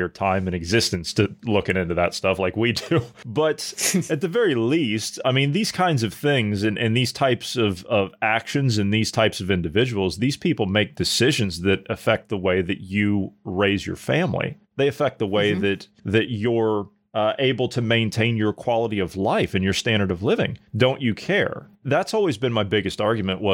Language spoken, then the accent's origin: English; United States; moved away; I was back in the States and I saw the state of my my hometown